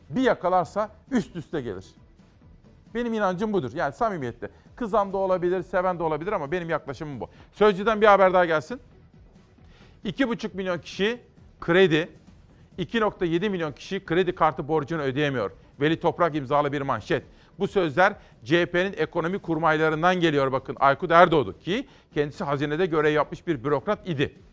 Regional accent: Trabzon, Turkey; Güzel memleketim Trabzon'un düşman işgalinden kurtuluşunun 102. yılı.

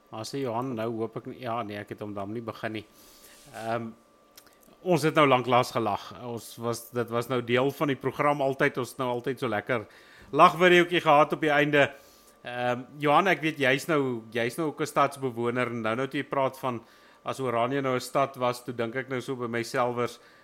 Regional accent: Wild West Rand, Gauteng, South Africa; ek is van die Wille Wesrand af

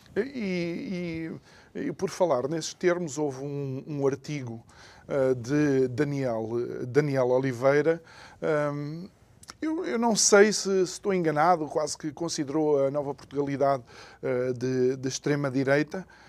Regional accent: Angola; eu sou angolano, filho de angolano

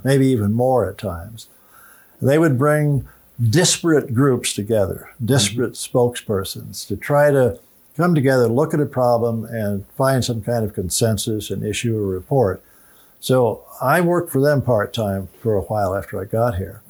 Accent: Illinois, United States; moved away; my home state of Illinois

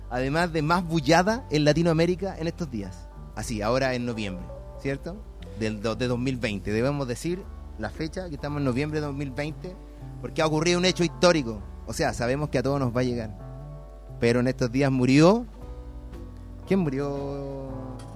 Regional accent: Spain; cosplayer de España

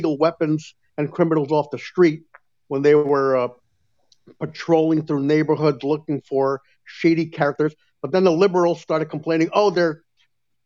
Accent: New York City, New York, United States; I grew up in Brooklyn

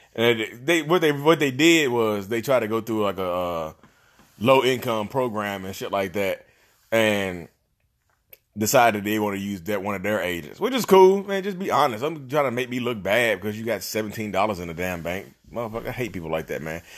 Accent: Reidsville, North Carolina, United States; I'm from Reedsville

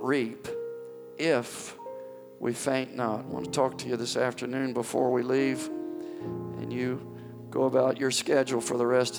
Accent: near Ripley, Mississippi, United States; moved away; Very, very close to my old stomping grounds

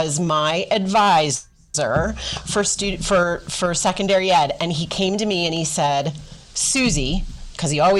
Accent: Wyncote, Pennsylvania, United States; the other Bishop McDevitt, my McDevitt, is in Wincote, which is Philly suburbs, so outside of the city

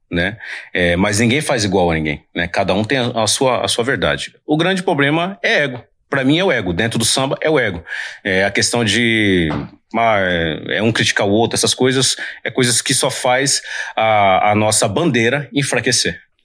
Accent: São Paulo, Brazil; Eu sou da Zona Leste de São Paulo, do bairro de Itaim Paulista. Mas quando eu vim morar aqui na Zona Sul de São Paulo

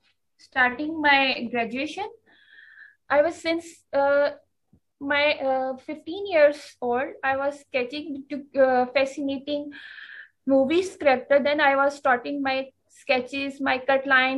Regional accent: Gujrat, Punjab, Pakistan; I am from Gujarat, Pakistan

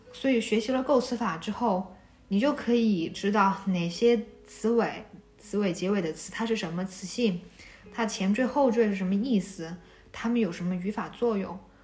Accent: China; 我是在县城长大的，我们那个县城可能比较落后吧

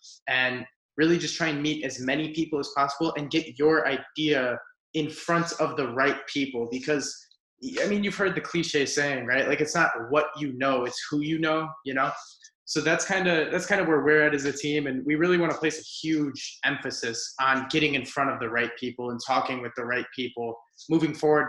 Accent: Whiting, Indiana, United States; we're from Whiting, Indiana.

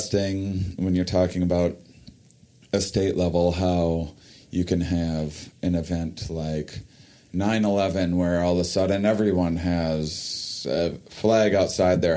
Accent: La Crosse, Wisconsin, United States; I'm from La Crosse, and La Crosse is on the border of Minnesota and Iowa

